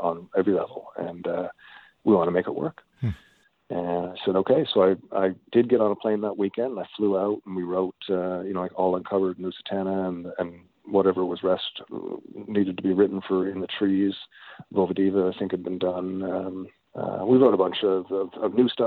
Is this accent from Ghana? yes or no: no; Newfoundland and Labrador, Canada; moved away; also born or lived in Toronto / Winnipeg; when I grew up in Newfoundland